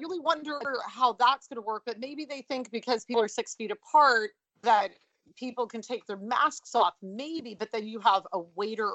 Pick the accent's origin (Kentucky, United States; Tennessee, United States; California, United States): California, United States; Los Angeles; moved away as an adult; also born or lived in London, United Kingdom / Paris, France / Milan, Italy; now in New York, United States; I was born and raised